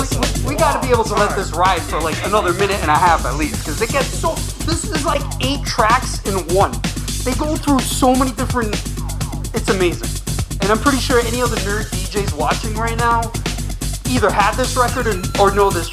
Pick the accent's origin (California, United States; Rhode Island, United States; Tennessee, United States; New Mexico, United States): Rhode Island, United States; Providence; I came from Providence, Rhode Island, outside Boston, about 45 minutes northeast or whatever.